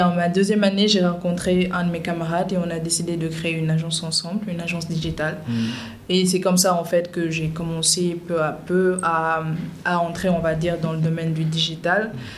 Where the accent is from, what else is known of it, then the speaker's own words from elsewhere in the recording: Dakar, Senegal; suis née et j'ai grandi à Dakar